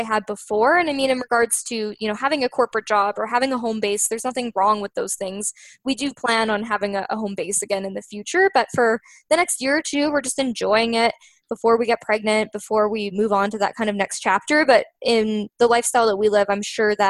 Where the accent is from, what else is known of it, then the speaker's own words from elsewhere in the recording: Canada; we're Canadian